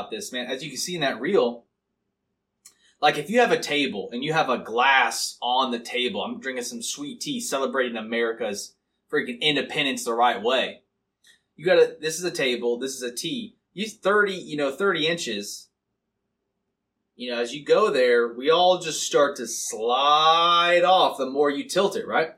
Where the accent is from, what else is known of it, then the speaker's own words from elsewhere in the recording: Missouri, United States; I am a man from Missouri